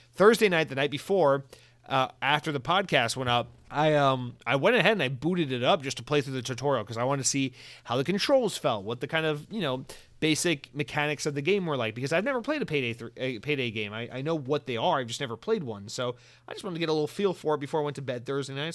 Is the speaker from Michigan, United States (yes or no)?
no; Georgia, United States; growing up in Georgia